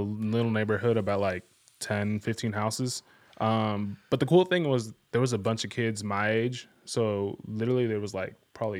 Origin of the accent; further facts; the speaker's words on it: Graton, California, United States; I grew up in a Sebastopol area, a little town called Grayton.